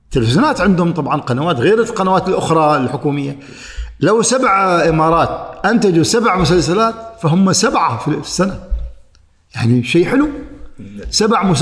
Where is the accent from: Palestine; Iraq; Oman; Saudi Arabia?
Oman; انا عماني رايح هناك تراني انا العماني